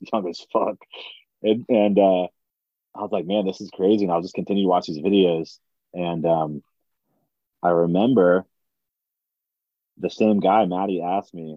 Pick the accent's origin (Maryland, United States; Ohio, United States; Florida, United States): Maryland, United States; Frederick; I'm from Frederick, which is like an hour from Baltimore and like 2 hours from Delaware